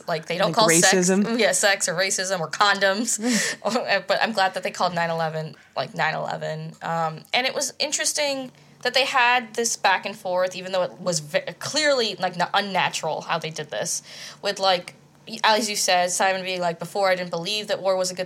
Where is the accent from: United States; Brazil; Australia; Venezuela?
United States; I'm from not New York, but around New York